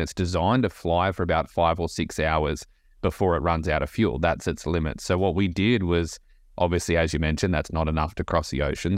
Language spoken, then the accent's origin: English; Australia; moved away as an adult; now in Nashville, United States; Aussie, born and bred, and Uh, grew up in a small beach town in Australia